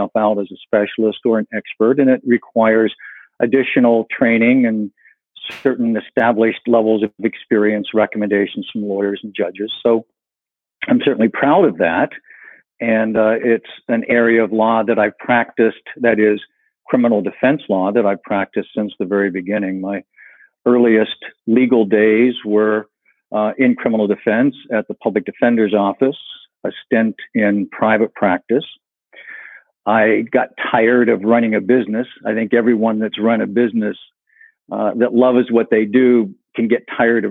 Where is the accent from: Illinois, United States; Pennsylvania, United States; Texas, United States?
Pennsylvania, United States; Western; moved away as an adult; also born or lived in California; I grew up in Western Pennsylvania in a very rural area, mostly farmers